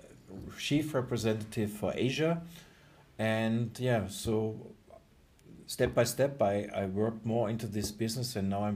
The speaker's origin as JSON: {"language": "English", "country": "Germany", "also_born_or_lived": "Singapore", "second_language": "English", "said": "where I'm coming from the Lake of Constance"}